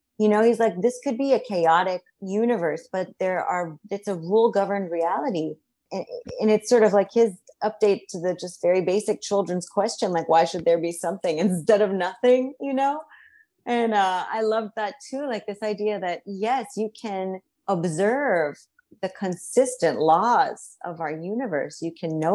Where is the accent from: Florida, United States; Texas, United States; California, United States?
Florida, United States; Miami; moved away; I grew up in Miami, Florida